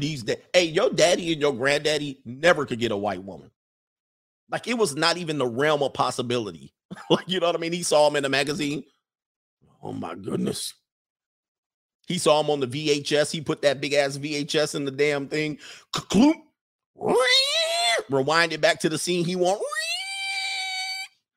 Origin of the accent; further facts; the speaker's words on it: West Coast, United States; I'm from the West Coast